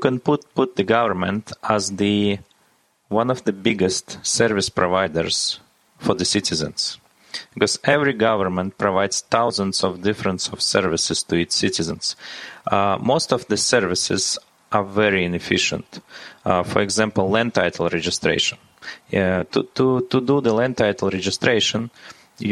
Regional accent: Latvia; I was born in Latvia

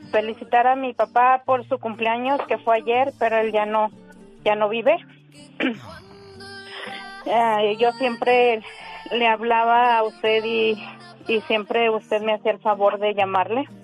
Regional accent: Tepehuanes, Durango, Mexico; born there; En es Durango, México.

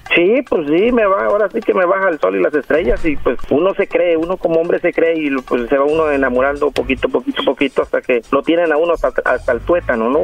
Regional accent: Mexico; moved away as an adult; now in Los Angeles, United States; Yo soy mexicano de Gusto, Colorado

